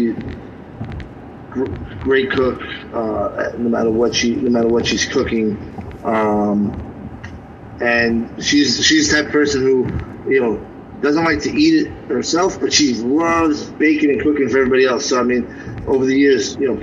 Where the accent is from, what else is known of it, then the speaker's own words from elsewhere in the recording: New York City, New York, United States; growing up in the Bronx